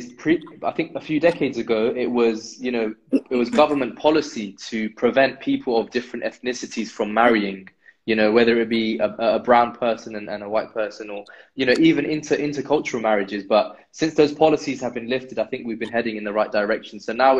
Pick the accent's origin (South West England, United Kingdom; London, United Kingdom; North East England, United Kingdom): London, United Kingdom; if I tell them I'm from London, well, where are you really from?